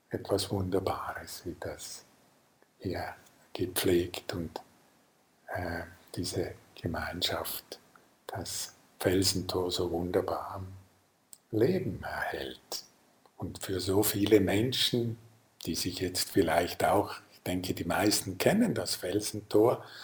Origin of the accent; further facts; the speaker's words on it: Lucerne, Switzerland; ich komme ja aus dem Sendor am Fluss in Luzern